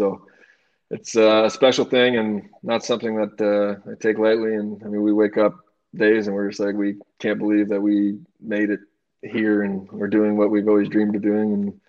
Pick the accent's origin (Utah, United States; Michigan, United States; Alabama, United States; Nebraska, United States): Michigan, United States; now in New York, United States; growing up in Michigan, I've never been anywhere like this.